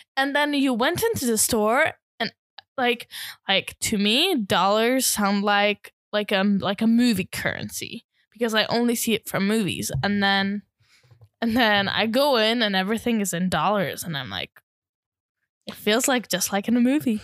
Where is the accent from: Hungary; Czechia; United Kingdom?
Hungary; As a Hungarian